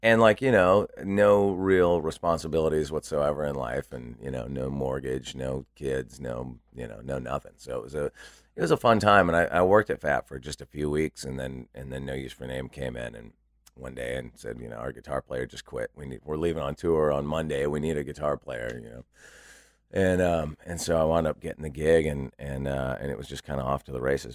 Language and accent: English; Santa Barbara, California, United States; moved away as an adult; also born or lived in Los Angeles / San Francisco; I grew up in Santa Barbara and then lived in L